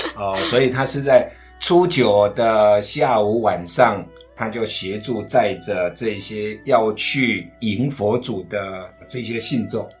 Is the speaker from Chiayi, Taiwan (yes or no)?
no; Fanpo Village, Fuxing Township, Changhua County, Taiwan; now in Tainan, Taiwan; 我的老家彰化县福兴乡番畝村